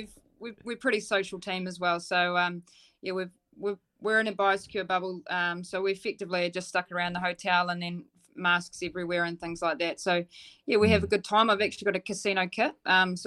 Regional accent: Dunedin, Otago, New Zealand; I'm from Dunedin

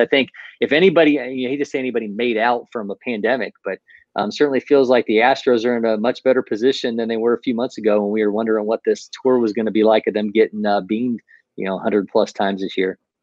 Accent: Ohio, United States; now in Atlanta, United States; I'm originally from Ohio

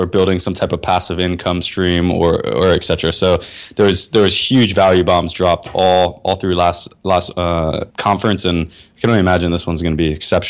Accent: Florida, United States; I'm from Florida

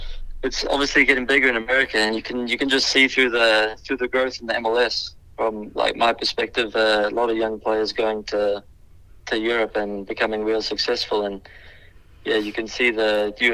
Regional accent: South Africa; born there; I think going back, I was born in South Africa

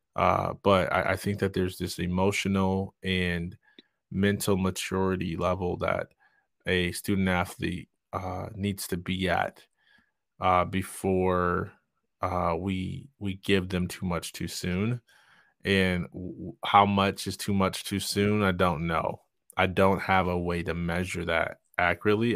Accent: Jackson, Michigan, United States; I'm from Jackson, Michigan

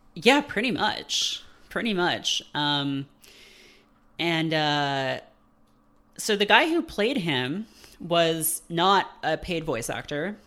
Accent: Canada; born or raised there

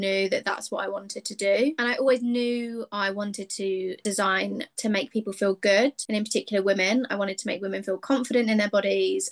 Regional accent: Hampshire, South East England, United Kingdom; I'm from England. I've always lived in England, in Hampshire specifically. I was raised in a home

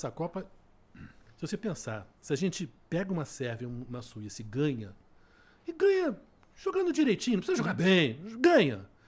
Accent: Brazil; Nós somos brasileiros

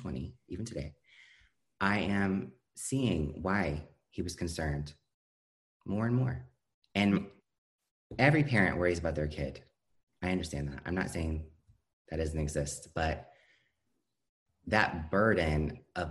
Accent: Iowa, United States; I'm from Iowa, which is surprising to a lot of people

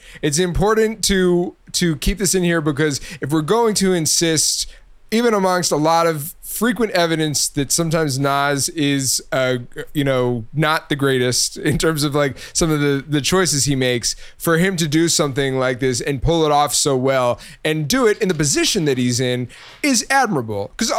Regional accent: New York, United States; born there; So, I was also born in New York, was not raised in New York.

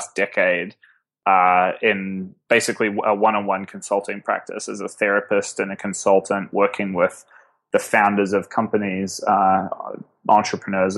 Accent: Auckland, New Zealand; born or raised there; moved away as an adult; now in New York, United States

